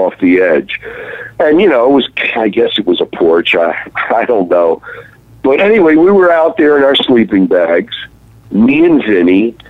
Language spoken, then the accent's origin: English; Baltimore, Maryland, United States; I was growing up in Baltimore, Maryland